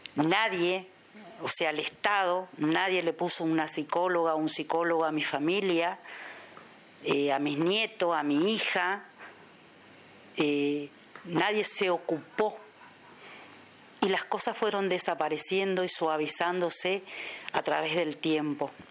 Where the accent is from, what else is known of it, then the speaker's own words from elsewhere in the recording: Posadas, Misiones, Argentina; soy de Posadas Misiones, República Argentina